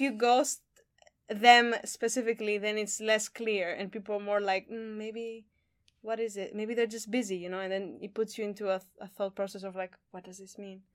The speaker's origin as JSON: {"language": "English", "country": "Greece", "moved": "yes", "said": "I'm from Greece"}